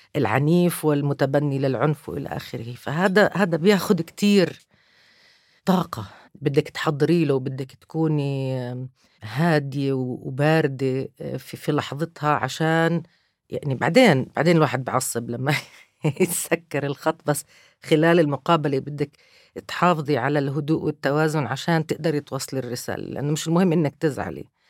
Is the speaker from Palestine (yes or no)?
yes; Palestine; أنا كفلسطينية